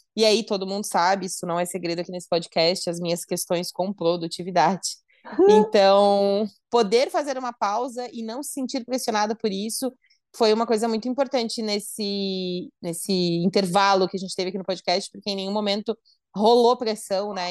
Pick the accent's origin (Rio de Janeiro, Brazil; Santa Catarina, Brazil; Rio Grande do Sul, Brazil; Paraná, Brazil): Santa Catarina, Brazil; sou de Santa Catarina, noiva, 31 anos, mulher